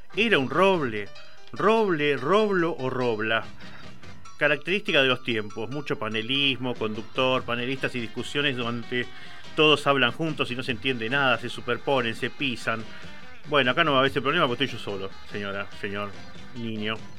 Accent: Quilmes, Buenos Aires Province, Argentina; yo soy de Quilmes

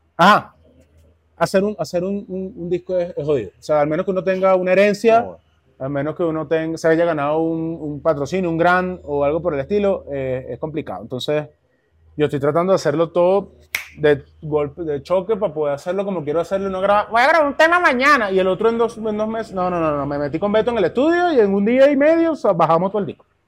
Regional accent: Caracas, Capital District, Venezuela; moved away as an adult; now in Bogotá, Colombia; yo crecí en el Valle, del Valle

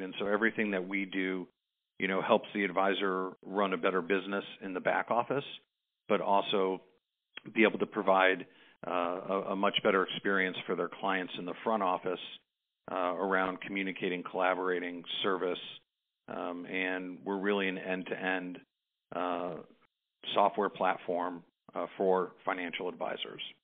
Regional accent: Chicago, Illinois, United States; growing up in Chicago

